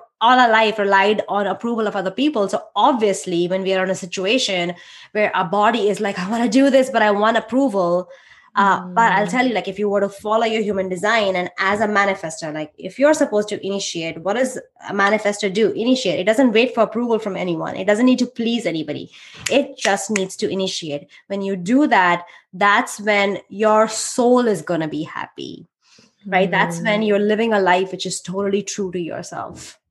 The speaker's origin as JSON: {"language": "English", "country": "India", "moved": "yes", "lives_now": "United States", "said": "I'm Indian"}